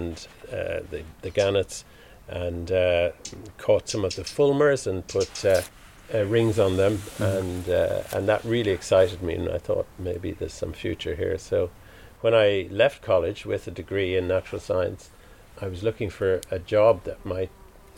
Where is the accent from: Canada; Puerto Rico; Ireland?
Ireland; Dublin, Leinster; I grew up in Dublin